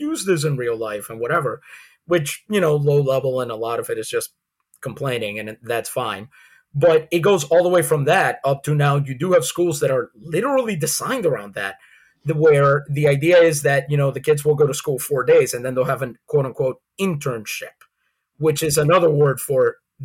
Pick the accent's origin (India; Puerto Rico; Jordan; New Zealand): Puerto Rico; San Juan; now in United States; I grew up in San Juan, Puerto Rico.